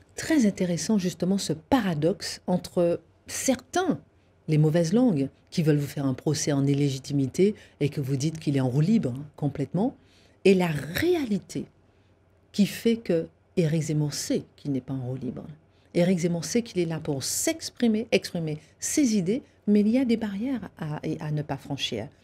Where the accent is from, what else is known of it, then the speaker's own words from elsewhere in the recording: Guadeloupe; je suis née effectivement en Guadeloupe avec des parents enseignants